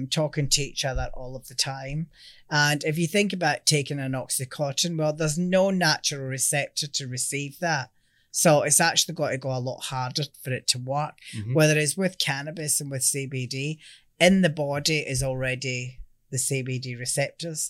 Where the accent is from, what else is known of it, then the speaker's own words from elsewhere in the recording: Scotland, United Kingdom; now in Australia; Everything that we do has to be 100% Australian, albeit I'm Scottish